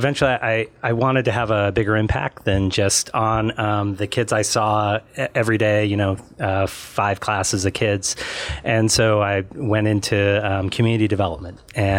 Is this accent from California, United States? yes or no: yes; Northern California, United States; moved away as an adult; also born or lived in New Jersey; now in Tucson, United States; I grew up in Northern California